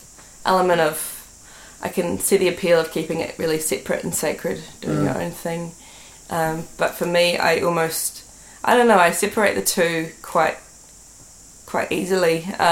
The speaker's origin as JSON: {"language": "English", "region": "Auckland", "country": "New Zealand", "said": "Yeah, I'm from West Auckland."}